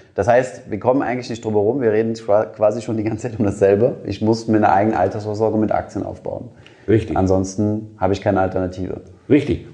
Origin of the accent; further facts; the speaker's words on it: Germany; wir als Deutsche